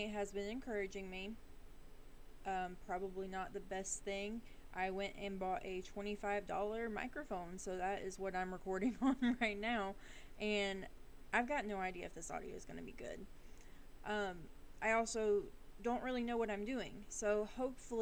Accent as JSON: {"language": "English", "region": "the South", "country": "United States", "accent": "Southern drawl", "said": "we're in the South. So if you hear my accent coming through, I'm very sorry if you can't really understand me. A little Southern drawl is going to come in and out"}